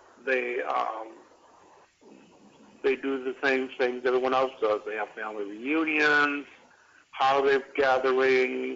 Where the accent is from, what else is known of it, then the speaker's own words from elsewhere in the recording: Michigan, United States; moved away as an adult; also born or lived in Cleveland, Ohio / Miami; now in Washington, D.C., United States; I was born in Cleveland, Ohio, and raised in Michigan.